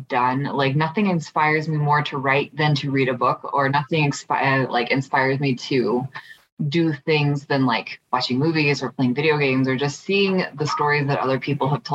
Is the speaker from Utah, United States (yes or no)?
yes; Utah, United States; I grew up in Utah